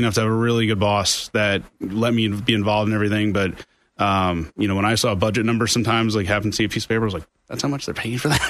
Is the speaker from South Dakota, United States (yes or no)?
no; Orange County, New York, United States; moved away as an adult; also born or lived in Albany, New York; I'm originally from Orange County, New York